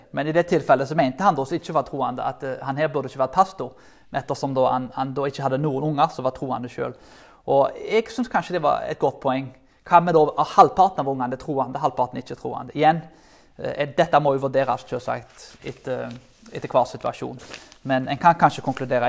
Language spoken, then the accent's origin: Norwegian; Karmøy, Rogaland, Norway; Jeg kommer jo fra Karmøyene